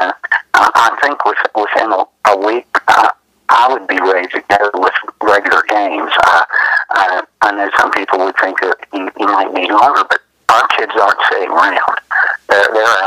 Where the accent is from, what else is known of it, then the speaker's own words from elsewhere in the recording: Ripley, United States; I grew up in Ripley here and played baseball all my life